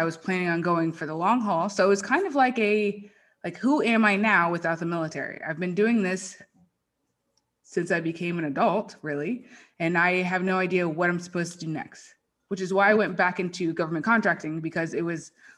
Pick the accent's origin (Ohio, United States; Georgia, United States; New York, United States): Georgia, United States; Marietta; moved away as an adult; also born or lived in Virginia; now in Las Vegas, United States; I grew up in Marietta, Georgia. I lived there my entire life until I joined the military. So I was 21, same house, same everything, never moved